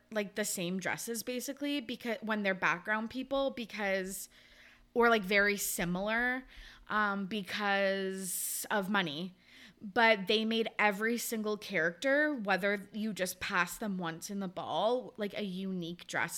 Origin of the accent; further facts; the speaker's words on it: Kamloops, British Columbia, Canada; now in Victoria, Canada; They lived in Kamloops, which was my hometown.